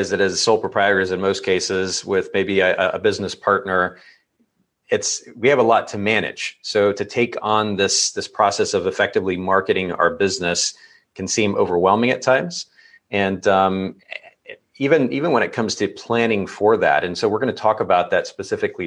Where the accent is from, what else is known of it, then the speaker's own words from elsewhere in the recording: Japan; moved away; I grew up in Japan